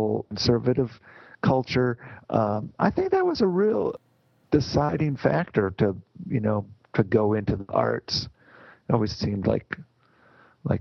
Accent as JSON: {"language": "English", "town": "Grand Rapids", "region": "Michigan", "country": "United States", "tie": "born or raised there", "also_born_or_lived": "Kaleva, Michigan", "said": "I was born and raised in Grand Rapids, Michigan"}